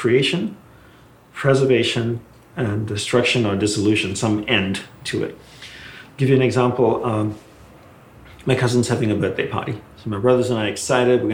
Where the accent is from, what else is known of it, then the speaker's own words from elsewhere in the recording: Malaysia; I was growing up in Malaysia